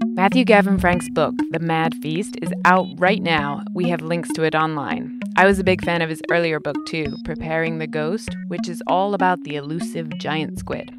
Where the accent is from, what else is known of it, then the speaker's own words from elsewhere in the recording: United Kingdom; Being British